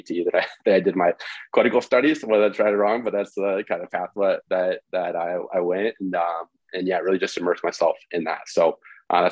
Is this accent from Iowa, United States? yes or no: yes; Independence, Iowa, United States; I grew up in Independence, Iowa, Midwest.